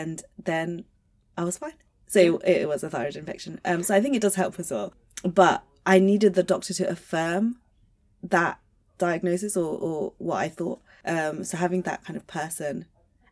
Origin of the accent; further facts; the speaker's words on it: Luton, East of England, United Kingdom; I'm from Luton